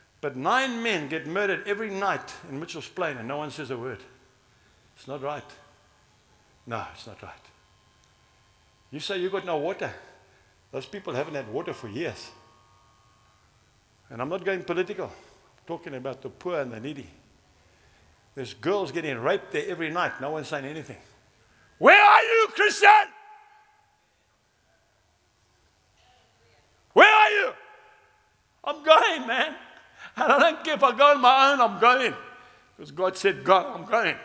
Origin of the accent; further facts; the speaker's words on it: Zambia; now in South Africa; I can't speak Afrikaans. I come from Zambia.